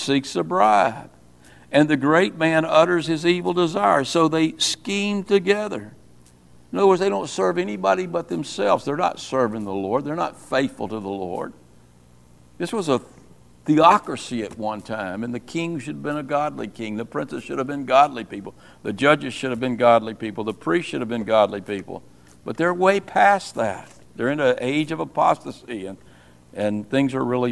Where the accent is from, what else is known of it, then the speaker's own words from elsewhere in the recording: United States; I'm an American